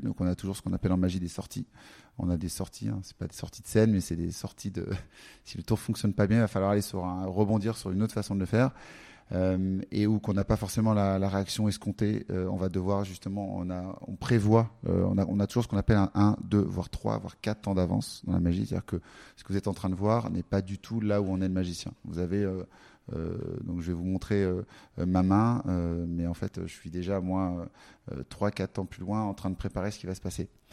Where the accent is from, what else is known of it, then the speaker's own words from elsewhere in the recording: Paris, Île-de-France, France; J'allais dans un, un, café à Paris qu'on connaît bien quand on est parisien